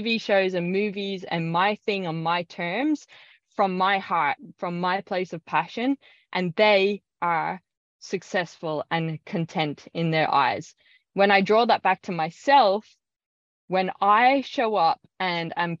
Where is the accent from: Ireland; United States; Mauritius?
Ireland; now in Australia; I grew up in Ireland